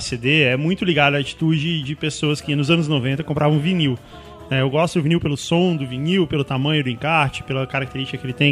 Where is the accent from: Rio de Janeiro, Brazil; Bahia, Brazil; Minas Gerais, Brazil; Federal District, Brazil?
Federal District, Brazil; Brasília; now in São Paulo, Brazil; quando eu morava lá em Brasília, quando eu era criança pequena lá em Brasília